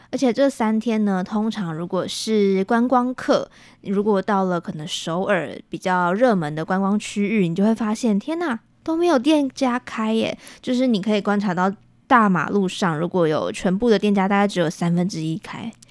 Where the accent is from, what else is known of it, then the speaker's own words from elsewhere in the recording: Taiwan; also born or lived in South Korea; 我是回到台湾过年的